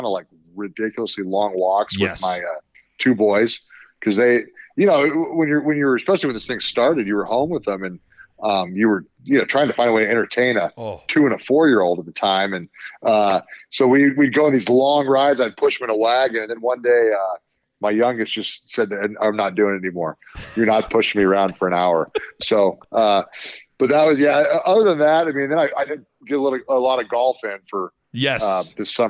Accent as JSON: {"language": "English", "town": "Lincoln", "region": "Nebraska", "country": "United States", "tie": "born or raised there", "said": "we're both from Lincoln. We grew up, you know, kind of in the Husker."}